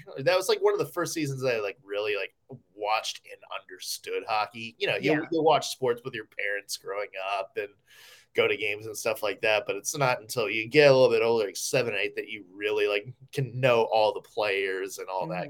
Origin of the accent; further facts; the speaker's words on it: Nashville, Tennessee, United States; growing up in Nashville